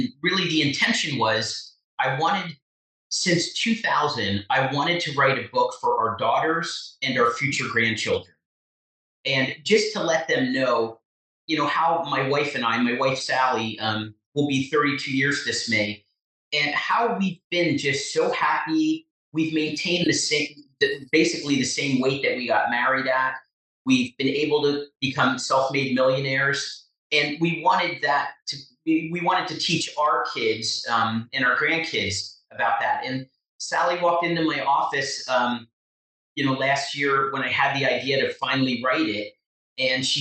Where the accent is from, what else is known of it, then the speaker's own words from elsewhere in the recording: Chester, New Jersey, United States; also born or lived in Blairstown, New Jersey; I was born and raised in Chester, New Jersey